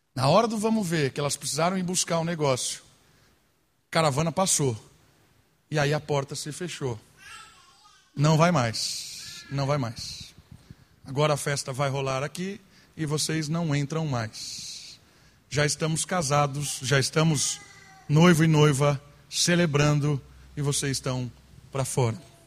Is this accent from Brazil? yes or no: yes; Brazil; nós brasileiros